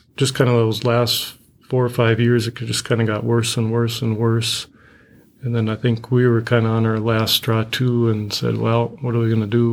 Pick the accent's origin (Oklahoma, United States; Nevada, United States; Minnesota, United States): Minnesota, United States; Hazel Run; I grew up in a small town, uh, kinda down by Marshall as well. Uh, it was called Hazel Run.